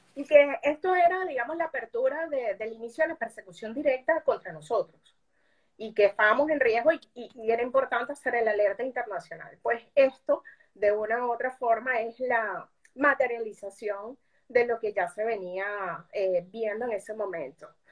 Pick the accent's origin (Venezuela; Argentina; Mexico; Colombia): Venezuela; moved away as an adult; now in Peru; como nosotros, como los venezolanos que hemos vivido, sufrido e incluso sobrevivido a la persecución del régimen, y eso es lo que nos ha llevado a ti, a mí, a millones de venezolanos a salir.